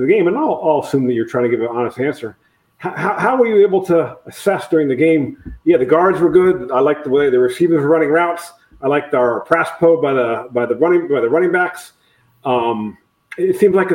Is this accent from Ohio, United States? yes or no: yes; Ohio, United States; I grew up in Ohio